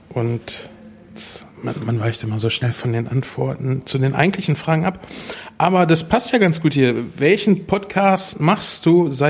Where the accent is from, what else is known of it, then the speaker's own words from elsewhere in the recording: Espelkamp, North Rhine-Westphalia, Germany; born there; now in Uffeln, Germany; gebürtig bin ich aus Esbekamp, eine sehr schöne kleine Stadt, bin dann äh, in der Nähe von Minden jetzt beheimatet